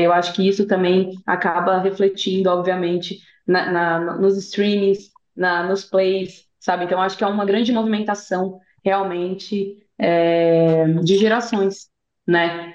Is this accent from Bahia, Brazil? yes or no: no; São Paulo, Brazil; eu sou de São Paulo